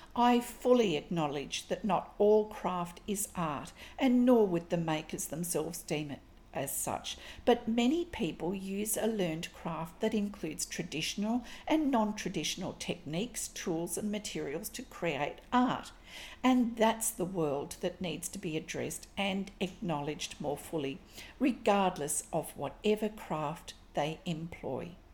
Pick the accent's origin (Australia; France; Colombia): Australia; I'm an Australian textile artist